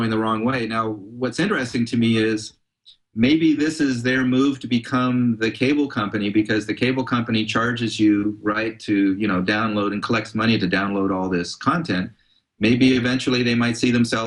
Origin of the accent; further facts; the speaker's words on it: Palo Alto, California, United States; I grew up in Palo Alto, actually, in a neighborhood where some of the Grateful Dead lived